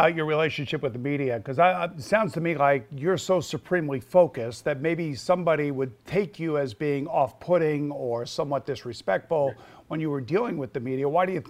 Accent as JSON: {"language": "English", "region": "New York", "country": "United States", "said": "as a New Yorker"}